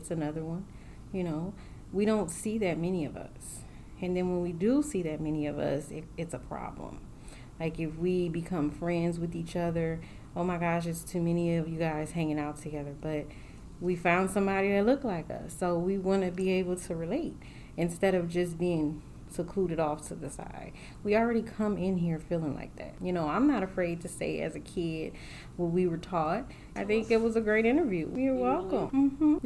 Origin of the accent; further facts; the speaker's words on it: California, United States; also born or lived in New Orleans, Louisiana; now in Midwest, United States; I grew up in California by way of New Orleans